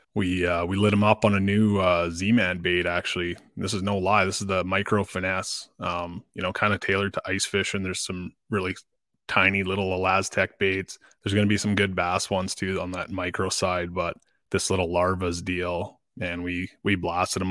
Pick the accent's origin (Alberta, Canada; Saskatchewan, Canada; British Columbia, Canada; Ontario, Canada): Ontario, Canada; Dryden; I grew up in Dryden. That's, uh, that's where I spent the first fifteen or so years of my life